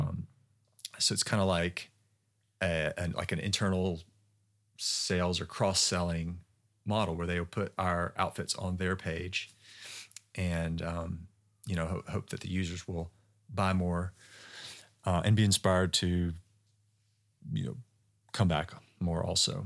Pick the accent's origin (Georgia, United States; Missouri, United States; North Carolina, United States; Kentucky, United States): Georgia, United States; moved away; also born or lived in Utah; I'm from Georgia